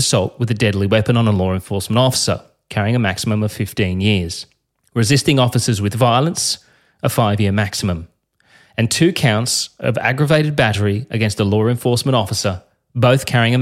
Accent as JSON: {"language": "English", "country": "Australia", "said": "I'm a journalist from Australia."}